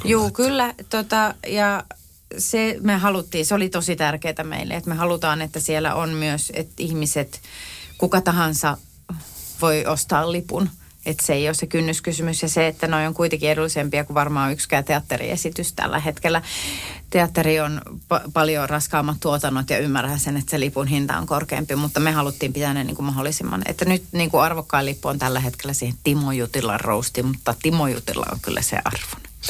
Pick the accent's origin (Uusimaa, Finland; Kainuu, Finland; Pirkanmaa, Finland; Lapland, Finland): Pirkanmaa, Finland; Tampere; olen tamperelainen